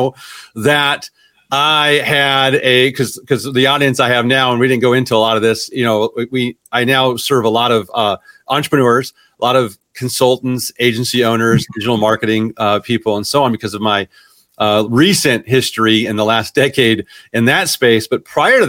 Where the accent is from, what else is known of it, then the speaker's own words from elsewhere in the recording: Washington, Iowa, United States; moved away as an adult; also born or lived in Waukee, Iowa / Cedar Rapids, Iowa; I grew up in Washington, Iowa.